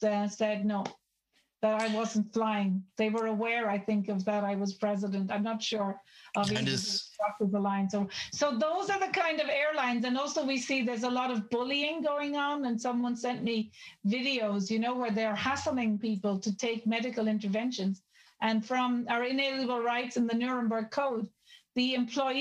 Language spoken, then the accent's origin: English; Ireland; I'm Irish